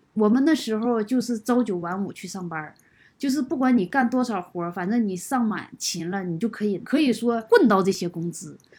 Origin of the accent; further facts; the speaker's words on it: Kunming, Yunnan, China; 我是从昆明来到这里，我今年四十八岁，现在已经处于退休状态。